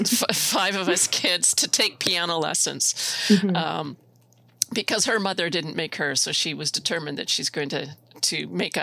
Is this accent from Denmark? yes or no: no; Elrose, Saskatchewan, Canada; I grew up in Saskatchewan in a very small town of Elrose